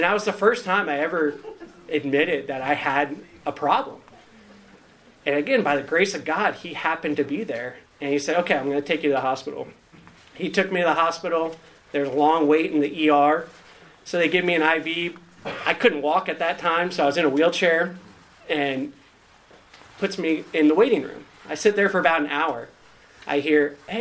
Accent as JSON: {"language": "English", "region": "Northern Virginia", "country": "United States", "tie": "born or raised there", "moved": "as an adult", "lives_now": "Raleigh, United States", "said": "I grew up in Northern Virginia, recently got to Raleigh"}